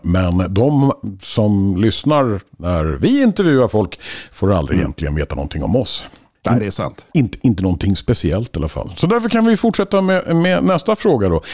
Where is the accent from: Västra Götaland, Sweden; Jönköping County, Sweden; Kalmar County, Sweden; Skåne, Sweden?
Skåne, Sweden; jag då är dessutom skåning